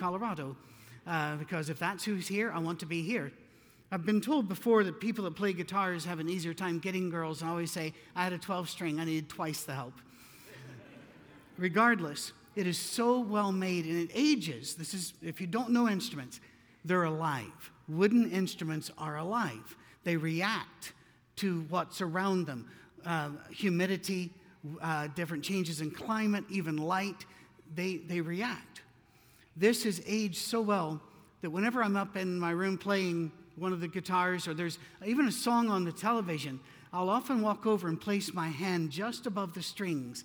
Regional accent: United Kingdom; I'm British

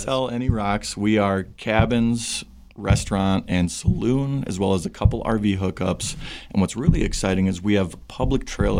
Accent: Chicago, Illinois, United States; moved away as an adult; now in Lander, United States; So, originally I'm from Chicago. Born and raised in the city, or just northwest suburbs of the city, actually. I just tell people I'm from Chicago

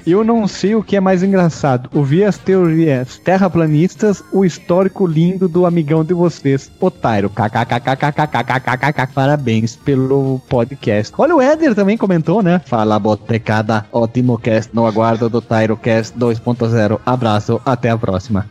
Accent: South Region, Brazil; eu sou do Sul também

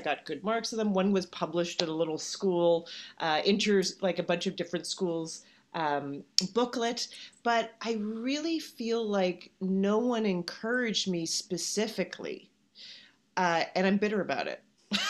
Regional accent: Canada; now in United States; I do. You know, I think this is a common thing that you would even identify more from where you came from once you are somewhere else.

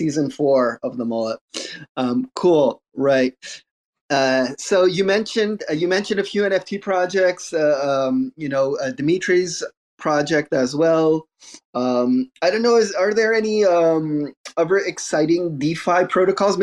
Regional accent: Montreal, Quebec, Canada; I'm from Montreal too

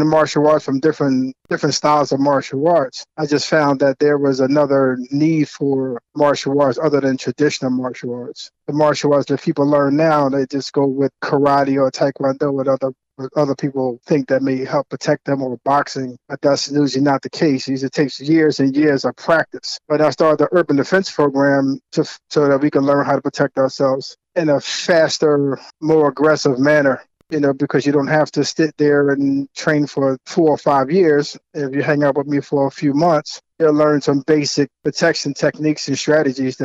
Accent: Philadelphia, Pennsylvania, United States; I'm from South Philly

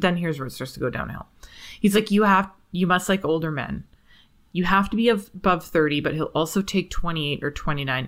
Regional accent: Canada; I'm Canadian

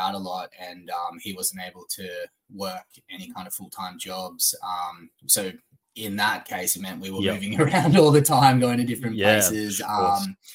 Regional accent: Sunshine Coast, Queensland, Australia; moved away as an adult; also born or lived in Brisbane / Dalby; now in Melbourne, Australia; I was born in Brisbane, lived in Dolby for a little while, and then spent from the age of 4 till about 16, on the Sunshine Coast.

